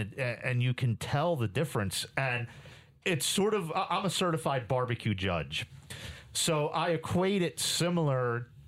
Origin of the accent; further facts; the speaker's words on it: Jamaica; obviously I'm from Jamaica, so you're going to have a more authentic experience coming to Jamrock